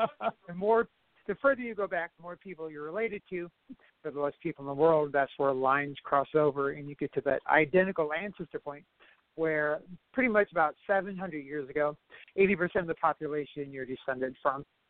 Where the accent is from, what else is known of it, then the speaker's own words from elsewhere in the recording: Toledo, Ohio, United States; I'm from Toledo originally